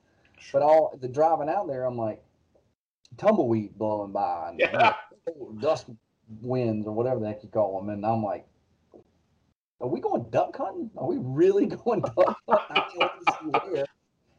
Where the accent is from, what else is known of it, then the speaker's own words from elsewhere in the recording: North Carolina, United States; growing up in North Carolina